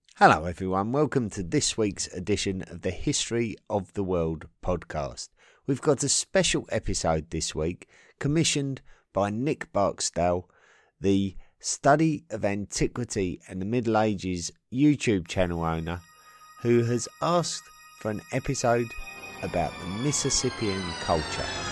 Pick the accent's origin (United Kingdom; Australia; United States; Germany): United Kingdom; England; in my home country of England